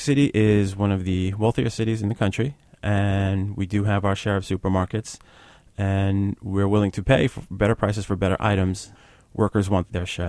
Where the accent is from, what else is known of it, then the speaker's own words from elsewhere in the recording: New York City, New York, United States; speaking as a New Yorker.